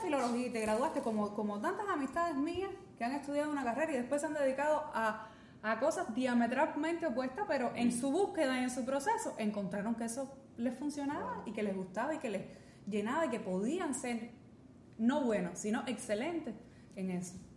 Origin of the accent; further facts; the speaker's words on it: Cuba; nosotros, nosotros pensando como, como cubanos o como hispanohablantes